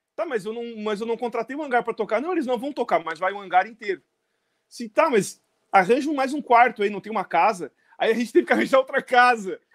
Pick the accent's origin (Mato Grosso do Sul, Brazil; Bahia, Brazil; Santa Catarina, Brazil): Santa Catarina, Brazil; Criciúma; Criciúma, Santa Catarina